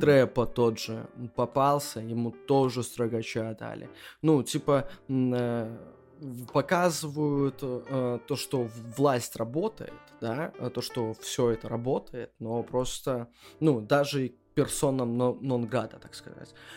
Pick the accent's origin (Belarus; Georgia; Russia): Belarus; moved away as an adult; now in Wrocław, Poland; мы живем хоть и во Вроцлаве, но мы все равно белорусы